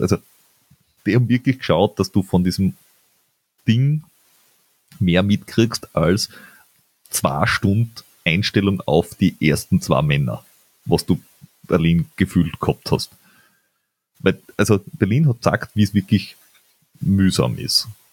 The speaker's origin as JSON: {"language": "German", "country": "Austria", "said": "bei uns in Österreich"}